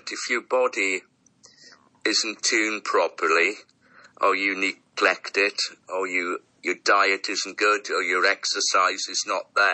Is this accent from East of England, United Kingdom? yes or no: no; Wales, United Kingdom; we, being a Welsh boy